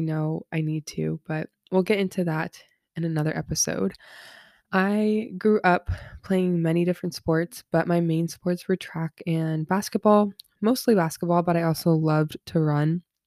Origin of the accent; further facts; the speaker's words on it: Southern California, United States; I'm from Southern California, born and raised here